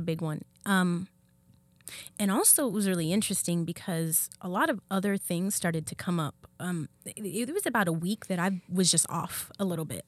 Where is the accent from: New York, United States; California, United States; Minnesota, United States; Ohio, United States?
California, United States; I'm born and raised in California. I'm a California girl